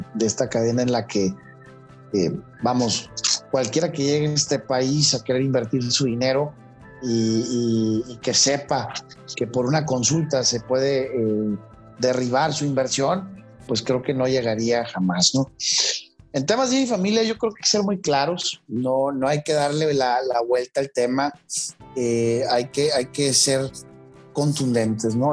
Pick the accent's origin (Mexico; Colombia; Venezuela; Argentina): Mexico; como mexicanos